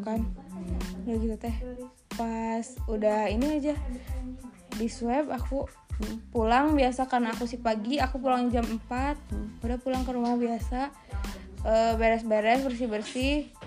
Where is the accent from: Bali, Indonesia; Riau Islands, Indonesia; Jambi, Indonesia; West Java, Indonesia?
West Java, Indonesia; Cimahi; aku juga kan orang Cimahi